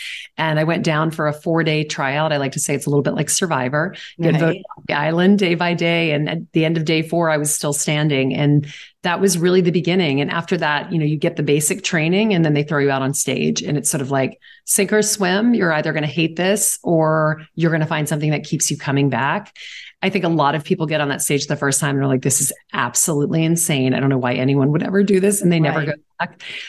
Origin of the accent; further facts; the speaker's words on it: Southern United States, United States; now in New York, United States; I didn't really have a lot of friends in New York when I first moved here because I moved here from the South.